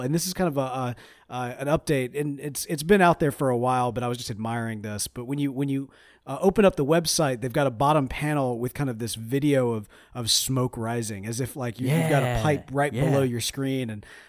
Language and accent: English; Mississippi, United States; We're from Mississippi. We can't survive in the desert.